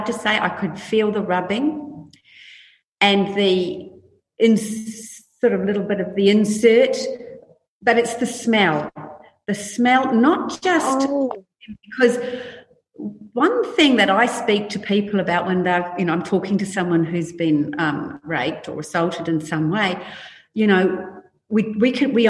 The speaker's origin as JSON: {"language": "English", "town": "New Plymouth", "region": "Taranaki", "country": "New Zealand", "tie": "born or raised there", "said": "I grew up in New Zealand in a little country town called Plymouth"}